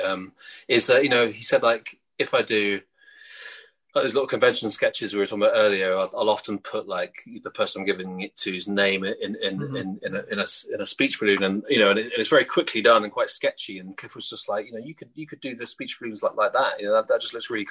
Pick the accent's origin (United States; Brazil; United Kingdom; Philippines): United Kingdom; I'm British